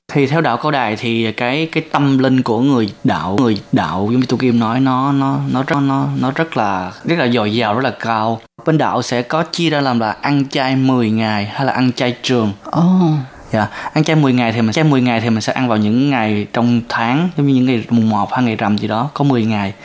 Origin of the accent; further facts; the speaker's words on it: Tây Ninh, Vietnam; moved away as an adult; now in Taiwan; 2 tuần 3 tuần mới có cái cái cái dịp mình trở về quê